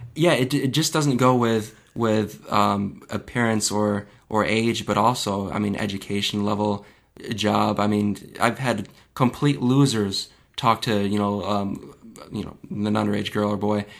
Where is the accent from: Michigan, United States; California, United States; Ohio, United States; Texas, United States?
Michigan, United States; my home state of Michigan